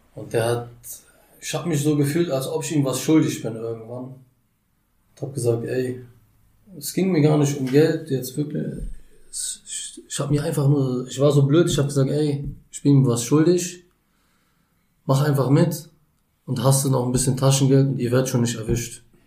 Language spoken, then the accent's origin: German; Berlin, Germany; Ich bin in Berlin geboren. Ja. Im U-Bahn-Krankenhaus 1991